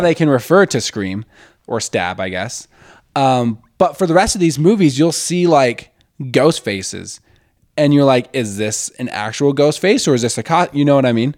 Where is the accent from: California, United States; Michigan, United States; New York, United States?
Michigan, United States; Westland; also born or lived in Plymouth, Michigan; I'm from Westland